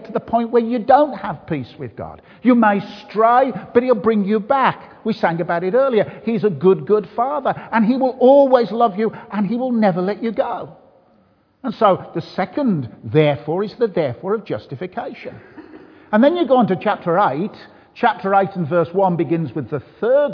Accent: Birmingham, West Midlands, United Kingdom; accent: Birmingham; now in Bath, United Kingdom; I come from the beautiful city of Birmingham

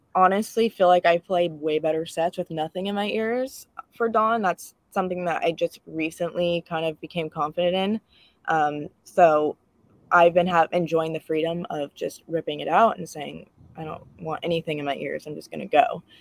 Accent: Livermore, California, United States; I grew up in the Bay Area as well

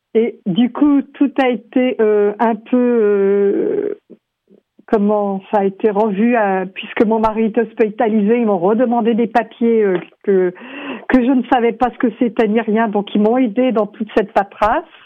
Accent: France; moved away as an adult; now in Vancouver, Canada; je suis française, et euh, arrivée à Vancouver

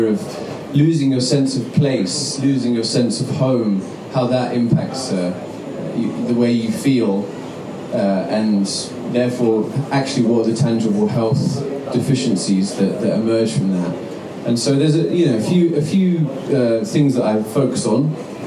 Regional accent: United Kingdom; now in New York, United States; I'm from the UK originally

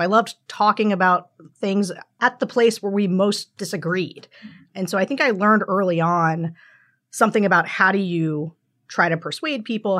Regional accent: Pennsylvania, United States; Pennsylvania, my home state

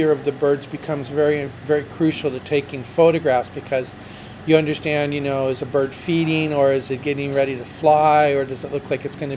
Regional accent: United States; moved away as an adult; now in Mexico; Absolutely, well, I'm American.

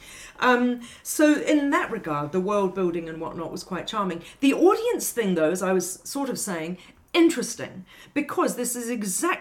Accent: England, United Kingdom; because I'm quite English and my mother is even more English, hence my being half English

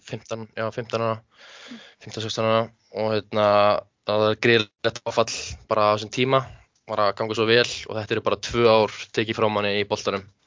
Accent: Hafnarfjörður, Capital Region, Iceland; also born or lived in Höfn í Hornafirði; ég er sérst uppalinn að höfn í Hafnafjörði mm. en flytt í þriðjabæk í Hafnafjörð og hef búið þar svona alla mína æfi

